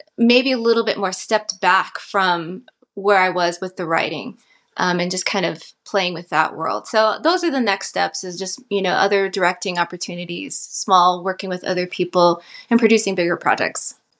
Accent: Santa Fe, New Mexico, United States; also born or lived in Navajo Nation; I'm from Northern New Mexico. I was born in Santa Fe, and I'm currently residing here, um, in Santa Fe for the last four years

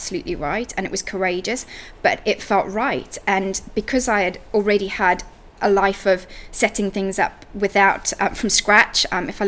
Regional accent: Zimbabwe; moved away as an adult; now in United Kingdom; So I grew up in Africa, in Zimbabwe, and I moved to the UK when I was 20.

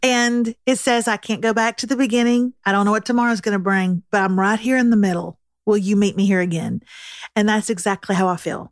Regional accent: Texas, United States; as a Texan

